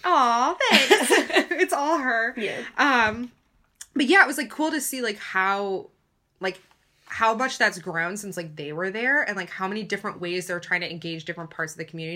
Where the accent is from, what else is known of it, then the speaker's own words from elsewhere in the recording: United States; we're American, we went through the American system